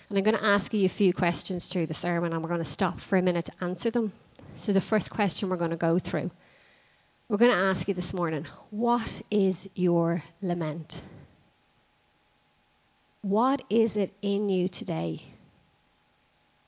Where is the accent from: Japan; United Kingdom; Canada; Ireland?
Ireland; Even as Irish people, we go, hi, how are you?